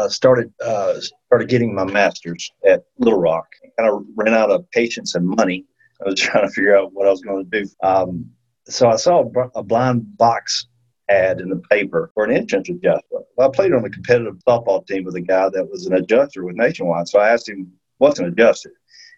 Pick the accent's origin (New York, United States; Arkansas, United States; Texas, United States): Arkansas, United States; Hermitage; moved away as an adult; now in Benton, United States; I grew up in South Arkansas, little town of Hermitage.